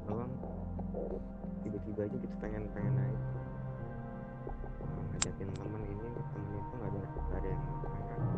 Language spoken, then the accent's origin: Indonesian; South Jakarta, Jakarta, Indonesia; Jakarta, Jakarta Selatan.